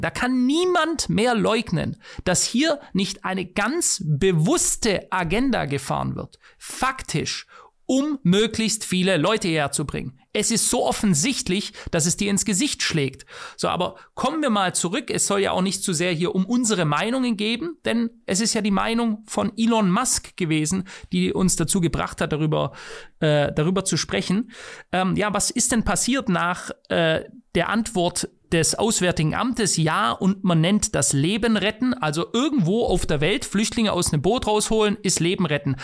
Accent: Germany; ich bin Deutscher

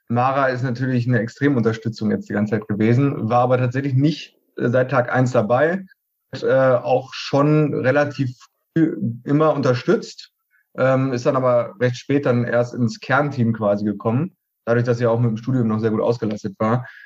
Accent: Paderborn, North Rhine-Westphalia, Germany; moved away as an adult; Also ich komme ursprünglich aus Paderborn, da habe ich die Ausbildung gemacht und bin dann nach Köln, um Versicherungswesen zu studieren.

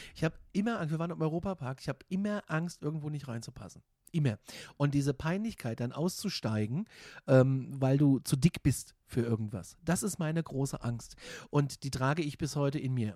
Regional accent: Gudensberg, Hesse, Germany; moved away as an adult; also born or lived in Kassel / Frankfurt; Gudensberg bei Kassel, da wo ich herkomme

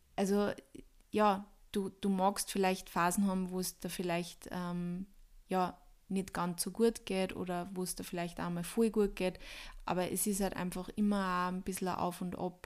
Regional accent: Austria; ich bin Österreicher

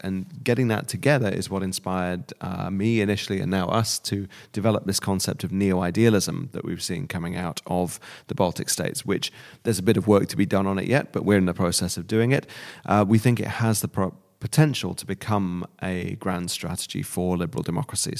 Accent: United Kingdom; now in Germany; as a Brit growing up

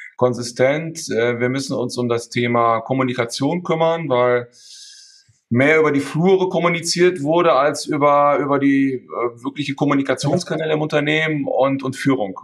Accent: Münster, North Rhine-Westphalia, Germany; moved away as an adult; also born or lived in Hamburg; now in Emden, Germany; Ich bin in, in, in Münster geboren, habe da auch in der Nähe, bin ich dann auch ähm, zur Schule gegangen

